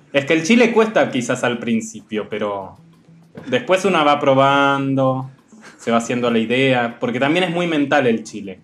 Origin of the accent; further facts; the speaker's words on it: Argentina; moved away as an adult; now in Mexico City, Mexico; venir de Argentina